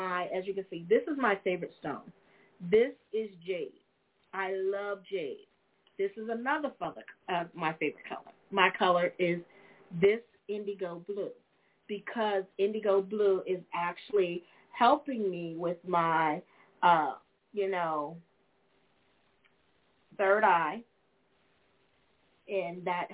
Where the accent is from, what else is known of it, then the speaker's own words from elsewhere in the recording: United States; I'm actually just born here in America, ladies and gentlemen. I am. I am an American.